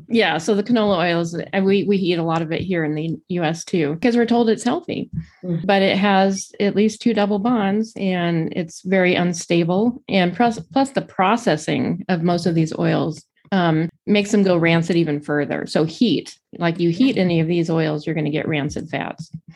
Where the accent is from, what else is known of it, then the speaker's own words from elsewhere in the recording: Pasadena, California, United States; now in Arlington, United States; I actually grew up in Pasadena, California.